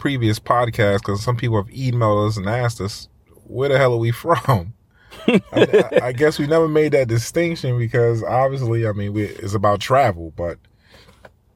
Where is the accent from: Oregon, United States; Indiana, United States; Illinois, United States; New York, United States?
New York, United States; Mount Vernon; also born or lived in Harlem, New York City; I was born in Harlem, grew up in Mount Vernon, and there you have it. I'm a New Yorker through and through, New York born and raised